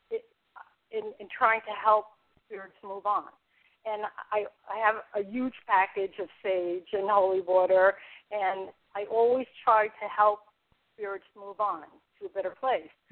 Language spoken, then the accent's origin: English; New York City, New York, United States; also born or lived in California / Dublin, California; now in Seneca Falls, United States; I lived in the Bronx. I'm from the Bronx.